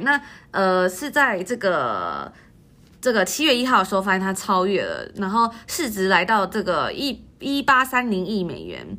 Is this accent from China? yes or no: no; Taiwan; moved away; 我们在台湾长大